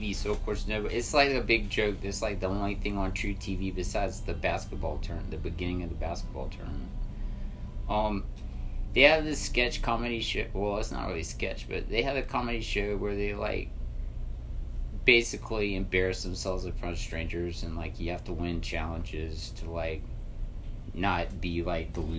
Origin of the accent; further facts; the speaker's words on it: Savannah, Georgia, United States; I was born in Savannah